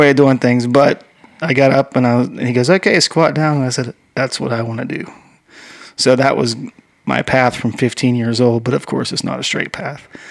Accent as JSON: {"language": "English", "region": "Western Pennsylvania", "country": "United States", "tie": "born or raised there", "also_born_or_lived": "Southern California", "moved": "yes", "said": "I grew up in uh, Western Pennsylvania"}